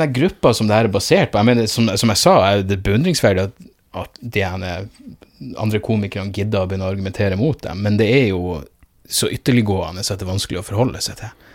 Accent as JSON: {"language": "Norwegian", "town": "Narvik", "region": "Nordland", "country": "Norway", "tie": "born or raised there", "moved": "yes", "said": "hjembyen min"}